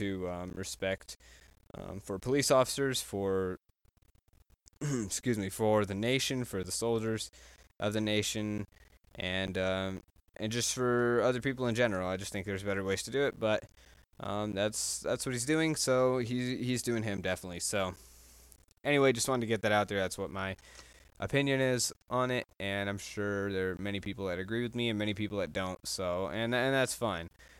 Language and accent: English; Texas, United States; I'm from Texas